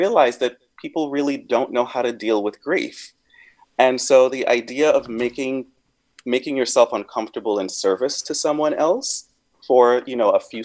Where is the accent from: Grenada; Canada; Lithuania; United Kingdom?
Grenada; now in San Francisco, United States; I grew up on a small island, a small African island